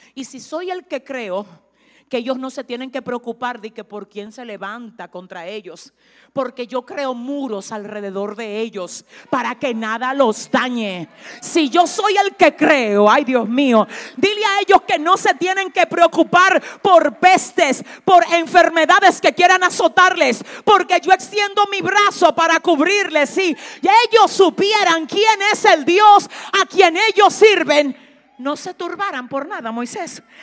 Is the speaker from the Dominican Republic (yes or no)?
yes; Dominican Republic; yo vengo de República Dominicana. La primera vez que me paro aquí y tengo contacto con ustedes, le estoy dando a entender que yo soy dominicana